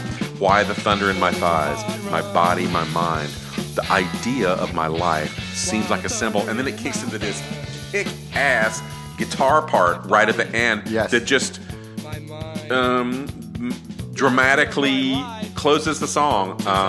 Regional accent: the South, United States; I'm from the South. I know exactly what he

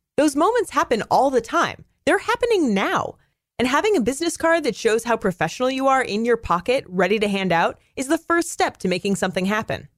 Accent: Pacific Northwest, United States; moved away; I come from the Pacific Northwest, it rains fifty percent of the time there

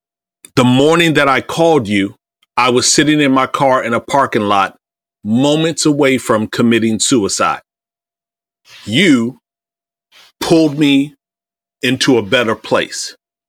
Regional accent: Iowa, United States; also born or lived in Indiana / Ohio; I grew up in Iowa. I grew up in the Midwest, Indiana, Ohio, and Iowa, but my formative and teen years, Iowa.

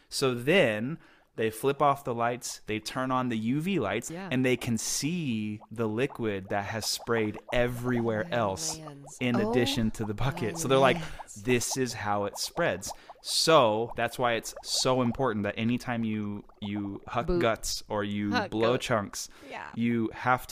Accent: Houston, Texas, United States; I grew up in Houston, or right outside of Houston

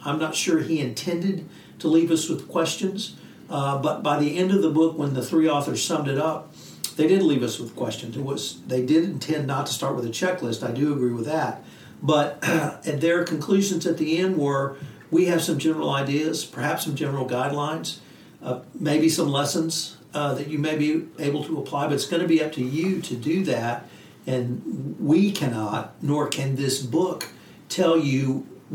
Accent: the South, United States; as a Southerner

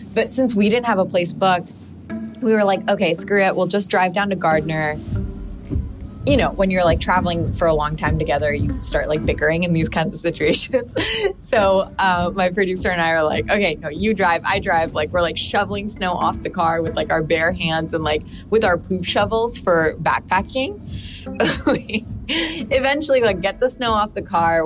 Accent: Pakistan; now in United States; I come from Pakistan

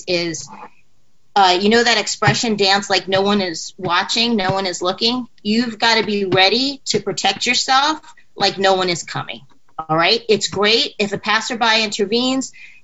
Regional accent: New York City, New York, United States; I grew up in New York City. I went to high school here.

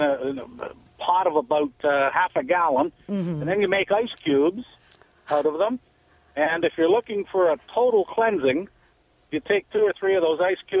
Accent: Penetanguishene, Ontario, Canada; now in Kitchener, Canada; I'm from Penetang

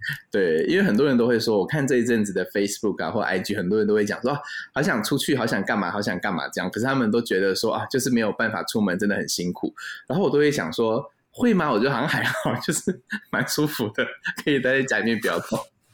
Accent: Taipei, Taiwan; 我们是台北人自主封城

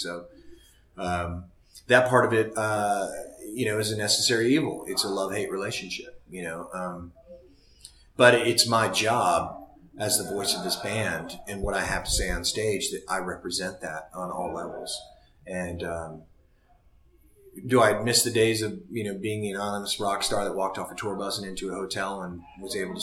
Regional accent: Seattle, Washington, United States; I came from Seattle

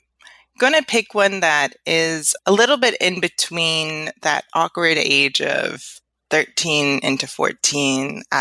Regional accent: Philadelphia, Pennsylvania, United States; moved away as an adult; also born or lived in Virginia / Houston / California; now in Atlanta, United States; My parents came in the 80s, but I was born in Virginia, lived in Houston, but spent most of my youth and young adult life in Philadelphia. So I really identify as a Philadelphian and super proud to be from Philly. But most recently, I've lived in California and just moved to Atlanta, Georgia.

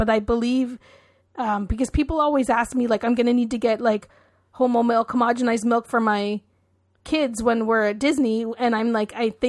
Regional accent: Canada; Kraft dinner is as Canadian as poutine is really. And we call it Kraft dinner.

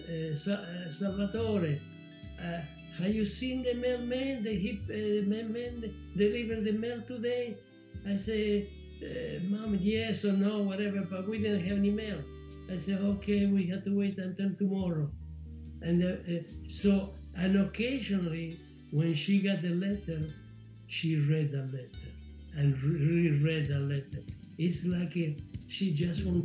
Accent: Argentina; English is a second language; moved away as an adult; also born or lived in Scauri, Lazio, Italy; now in United States; in 1948, when my mother and my brother, we went to Argentina

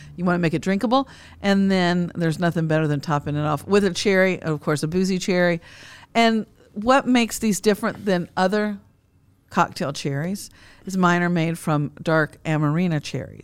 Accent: Frankfort, Kentucky, United States; growing up in Frankfort, Kentucky, the heart of bourbon country

